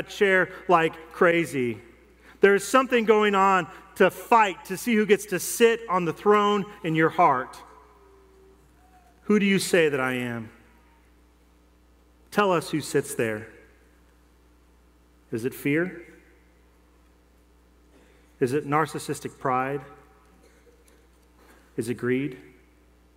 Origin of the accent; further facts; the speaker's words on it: Denver, Colorado, United States; I grew up in Denver